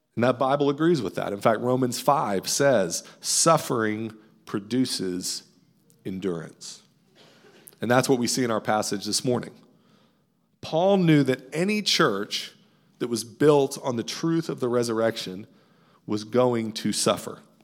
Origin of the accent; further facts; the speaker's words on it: right outside Fort Knox, Kentucky, United States; I grew up in Kentucky right outside of Fort Knox military base